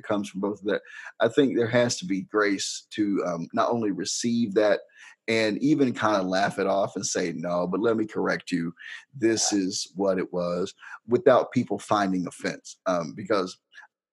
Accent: Harrisburg, United States; I'm country. I'm from Harrisburg, you know, from the sticks

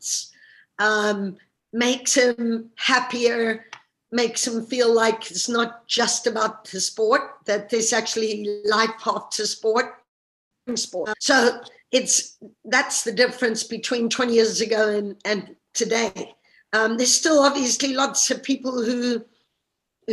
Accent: Zimbabwe; moved away as an adult; also born or lived in United States / Russia; now in United Kingdom; growing up in Zimbabwe

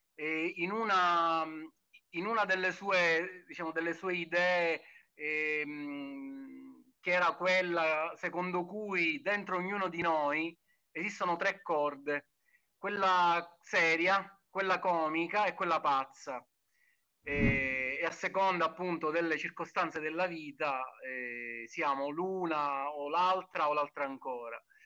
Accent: Sicily, Italy; noi da siciliani, diciamo, eh, come dire, siamo molto legati al territorio

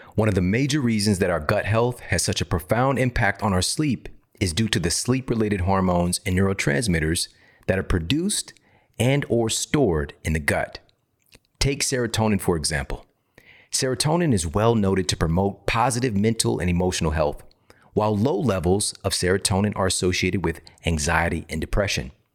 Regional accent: Missouri, United States; I'm from Missouri.

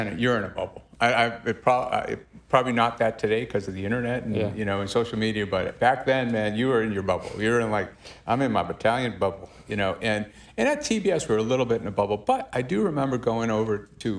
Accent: Massachusetts, United States; I am from Massachusetts

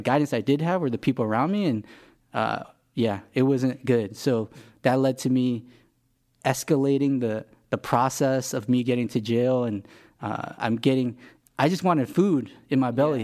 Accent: Los Angeles, California, United States; also born or lived in Korea; I'm from L A.

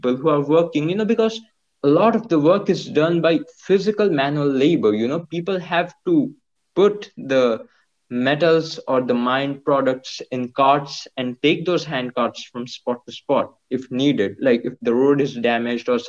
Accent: Jajpur, Odisha, India; now in Bhubaneswar, India; I'm in Bhubaneswar. It's the capital of Odisha, which obviously is a state in India. And my childhood has been in an industrial town called Jajpur that's 100 kilometers away

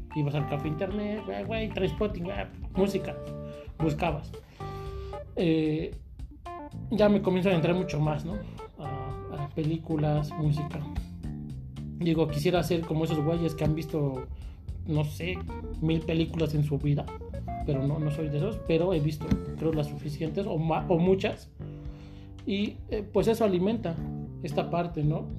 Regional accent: Mexico; en mi pueblo, Valle de Charco

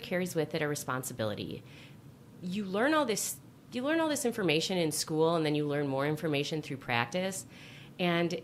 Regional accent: Chicago, Illinois, United States; I'm a Chicagoan

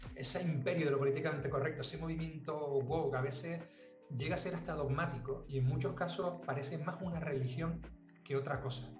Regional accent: Las Palmas, Canary Islands, Spain; also born or lived in Tenerife; Vivíamos en Las Palmas, yo nací en Las Palmas

